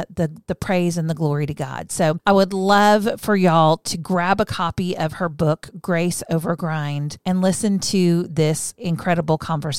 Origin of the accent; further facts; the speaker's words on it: Texas, United States; also born or lived in Midwest; You may not know this since I'm a Texas girl, but I was born in the Midwest. And Midwestern people have a very strong work ethic.